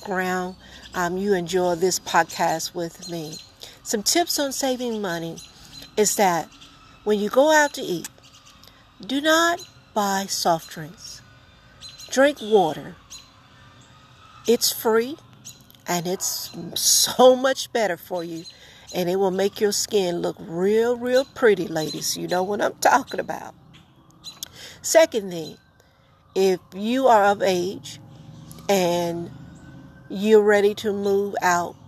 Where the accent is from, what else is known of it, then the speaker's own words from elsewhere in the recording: the South, United States; I'm from the South.